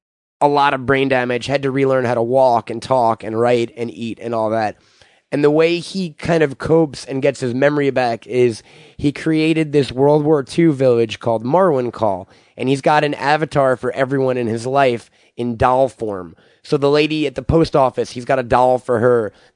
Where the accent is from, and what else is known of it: Long Island, New York, United States